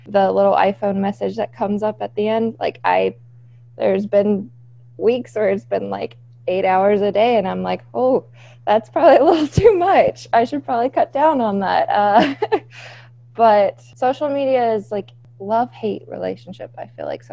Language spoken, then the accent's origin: English; South Carolina, United States; now in Michigan, United States; I'm originally from South Carolina. So I have family down in South Carolina